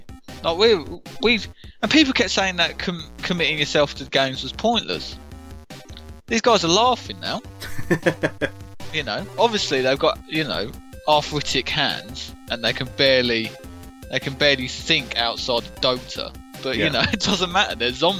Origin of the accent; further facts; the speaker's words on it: London, United Kingdom; Obviously I grew up in London. If you couldn't tell, listeners.